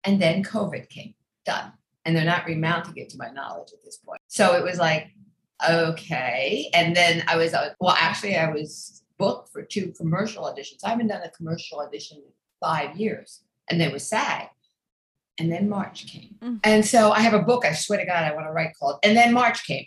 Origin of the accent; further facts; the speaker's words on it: outside Philadelphia, New Jersey, United States; I grew up outside Philadelphia in South Jersey